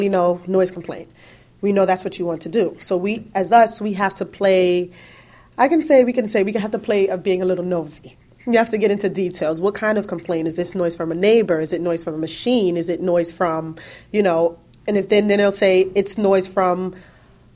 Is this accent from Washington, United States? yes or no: no; New York City, New York, United States; also born or lived in Harlem; I was actually born in Harlem, and I've lived in Brooklyn for majority of my life